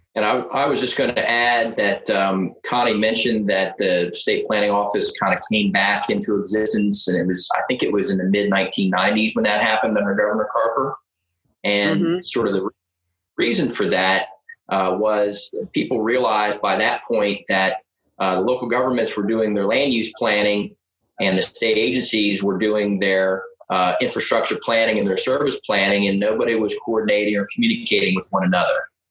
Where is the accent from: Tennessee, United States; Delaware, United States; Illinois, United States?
Delaware, United States; I am from Delaware